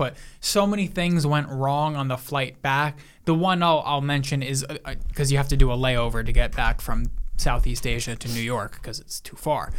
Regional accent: Italy; people, I'm Italian.

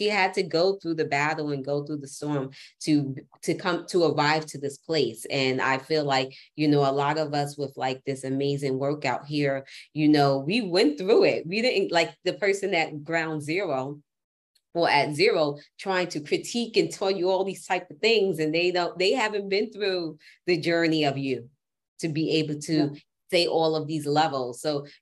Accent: New York City, New York, United States; as a New Yorker, we block, block, block, block, block. I'm a New Yorker

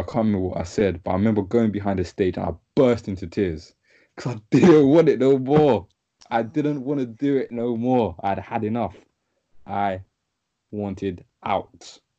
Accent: Ghana; said, yeah, I'm from Ghana.

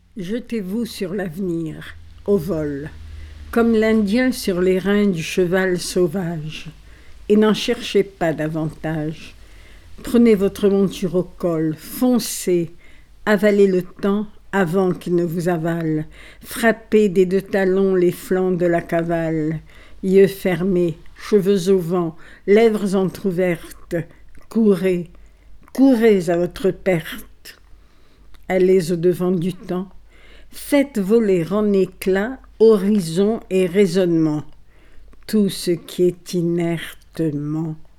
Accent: Alexandria, Alexandria Governorate, Egypt; born or raised there; first language Italian; French is a second language; moved away as an adult; also born or lived in Paris

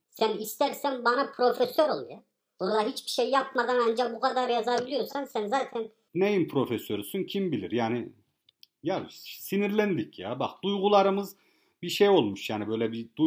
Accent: Kars, Kars Province, Turkey; now in Bodrum, Turkey; Kars'ta doğmuşuz anam biz yani ne yapak yani şimdi hani gidek orada tamam Bodrum'da köye yerleştik diye de hemen yani şey yapacak halimiz yok. Yani günün sonunda hani biz de Karslıyız.

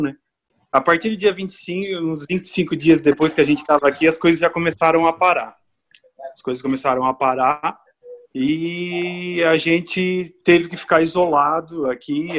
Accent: southern Santa Catarina, Brazil; moved away as an adult; now in Italy; eu sou do sul de Santa Catarina

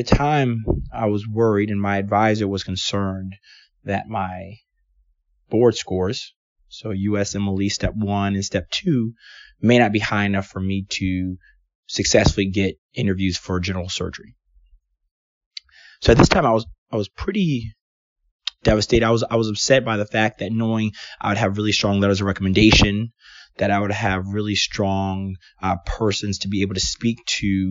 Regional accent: Washington, District of Columbia, United States; moved away as an adult; also born or lived in Atlanta, Georgia / Portland, Oregon; I'm from Washington, D.C. I went to Georgetown Day High School

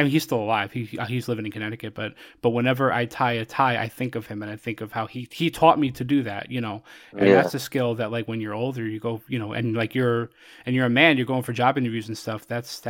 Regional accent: Puerto Rico; So my family, so I'm Puerto Rican.

